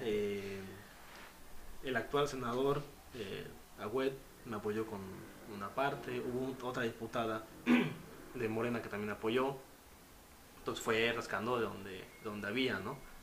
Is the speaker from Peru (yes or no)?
no; Mexico; soy de México